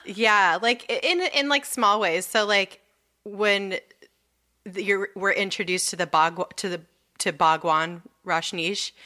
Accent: Southern California, United States; moved away; we grew up in Southern California where earthquakes are constant

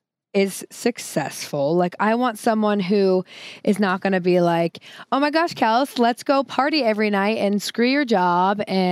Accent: the Northwest, Pacific Northwest, United States; I grew up in the Northwest

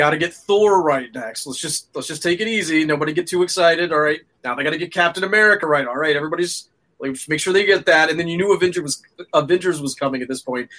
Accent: Florida, United States; I'm from Florida

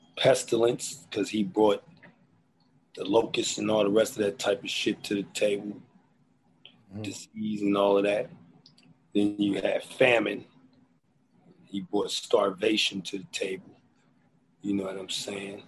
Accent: Philadelphia, Pennsylvania, United States; moved away; also born or lived in Los Angeles; I'm from Philly, so that's embedded in me.

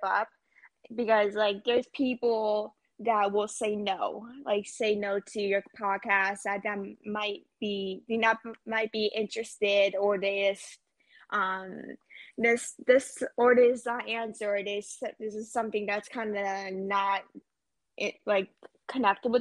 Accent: Pennsylvania, United States; I'm from Pennsylvania

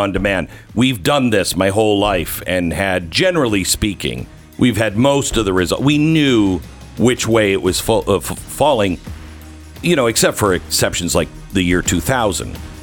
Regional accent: Pacific Northwest, United States; I grew up in the Pacific Northwest.

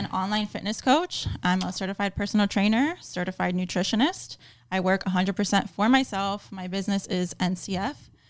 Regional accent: Miami, Florida, United States; born and raised in Miami, Florida

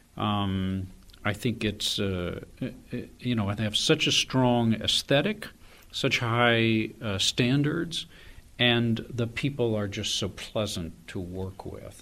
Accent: Austin, Texas, United States; also born or lived in North Carolina; I am a Tar Heel by birth, uh, but a Texan by adoption. I grew up in Austin

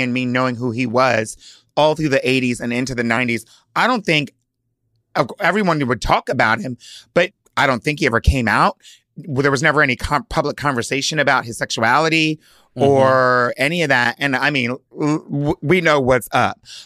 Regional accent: Hershey, Pennsylvania, United States; also born or lived in Delaware; I was born in Hershey, Pennsylvania, and grew up basically going back and forth between Delaware and Pennsylvania

